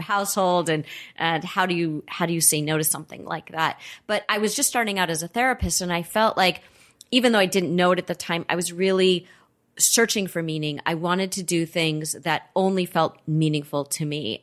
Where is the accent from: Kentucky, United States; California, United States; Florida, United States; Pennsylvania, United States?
California, United States; Los Angeles; I grew up in Los Angeles. I'm a native.